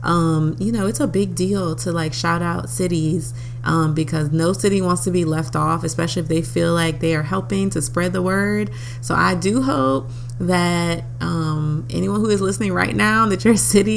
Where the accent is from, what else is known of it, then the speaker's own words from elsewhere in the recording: New Orleans, Louisiana, United States; moved away; my hometown, New Orleans, Louisiana.